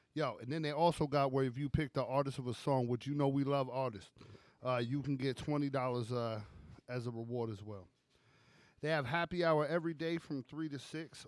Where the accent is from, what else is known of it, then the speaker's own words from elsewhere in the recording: New York City, New York, United States; I grew up in Brooklyn